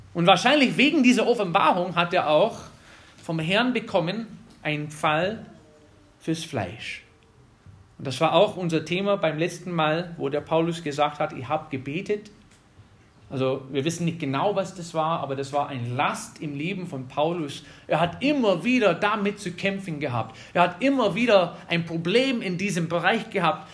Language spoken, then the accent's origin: German; Wisconsin, United States; German is a second language; moved away as an adult; also born or lived in North Carolina; now in Germany; ich bin in Wisconsin aufgewachsen